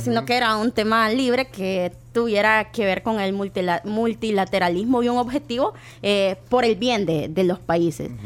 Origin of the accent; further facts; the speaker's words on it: El Salvador; como salvadoreños